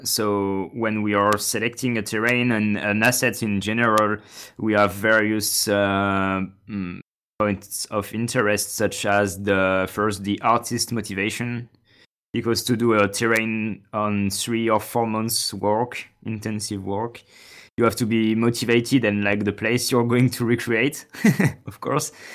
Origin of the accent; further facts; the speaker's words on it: France; I'm from France